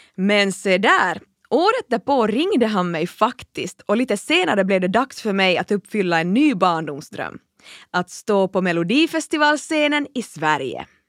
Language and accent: Swedish; Kaskinen, Ostrobothnia, Finland; jag är född och uppvuxen i Finlands minsta stad